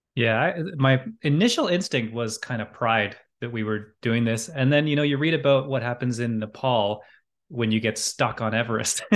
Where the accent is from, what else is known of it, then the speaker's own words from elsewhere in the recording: Halifax, Nova Scotia, Canada; I grew up in Halifax